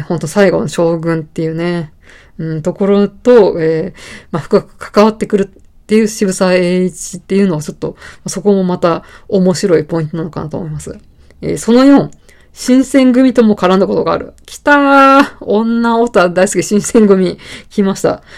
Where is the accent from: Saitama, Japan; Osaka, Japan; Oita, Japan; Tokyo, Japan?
Saitama, Japan; born or raised there